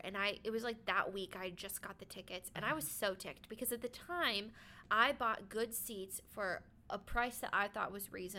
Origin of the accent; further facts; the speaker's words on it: Ohio, United States; moved away; I'm from Ohio. So I know a lot of people in Ohio.